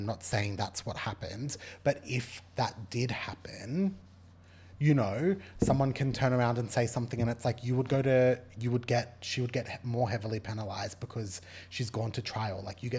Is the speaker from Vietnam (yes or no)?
no; Australia; As an Australian...